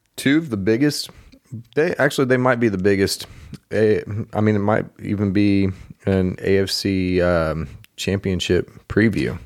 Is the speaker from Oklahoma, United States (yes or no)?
yes; Oklahoma, United States; I'm from Oklahoma and that's pretty much all I've ever known.